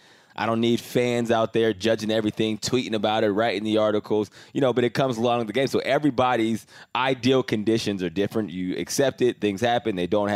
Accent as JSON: {"language": "English", "country": "Canada", "said": "I came from Canada, so I was like 3 years older than him."}